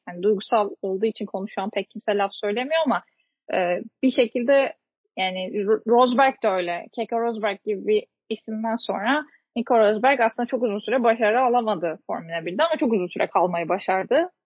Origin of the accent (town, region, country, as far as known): Turkey